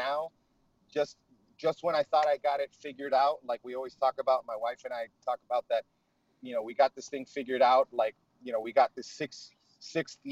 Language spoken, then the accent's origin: English; Miami, Florida, United States; moved away as an adult; now in Tampa, United States; So my wife and I grew up in Miami